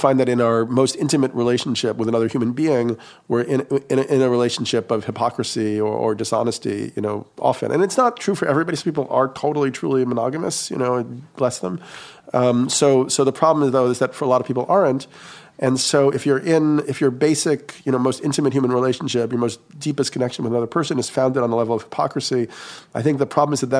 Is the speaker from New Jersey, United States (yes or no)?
no; New York, United States; I grew up in New York and going to the East Village and bars on the weekend